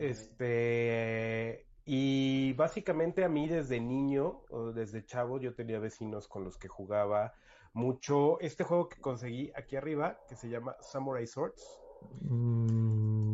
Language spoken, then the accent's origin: Spanish; Toluca, State of Mexico, Mexico; now in Querétaro, Mexico; yo soy originario de Toluca